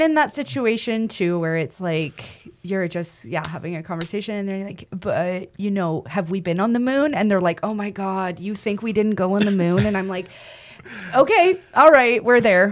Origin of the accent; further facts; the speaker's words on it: Western Canada, Canada; I'm from Western Canada